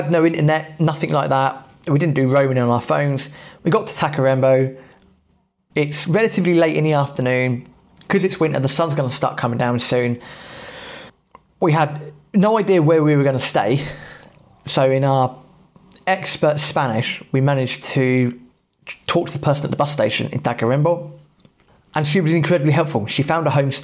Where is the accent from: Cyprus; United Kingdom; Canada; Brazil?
United Kingdom; England; being English